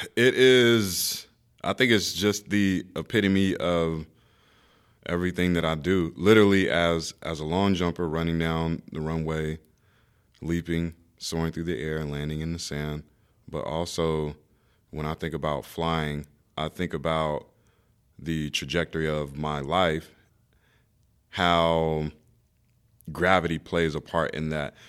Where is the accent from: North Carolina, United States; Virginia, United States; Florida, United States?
North Carolina, United States; Raleigh; I grew up in Raleigh, North Carolina